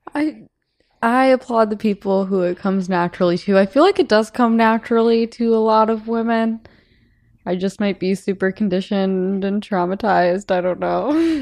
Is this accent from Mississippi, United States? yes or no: no; South Bend, Indiana, United States; I'm from South Bend, Indiana.